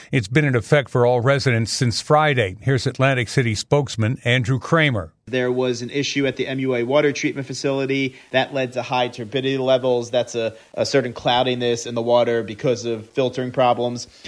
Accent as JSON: {"language": "English", "country": "Puerto Rico", "said": "In Puerto Rico, I'm from Puerto Rico. Usually, you did not receive gifts on Christmas"}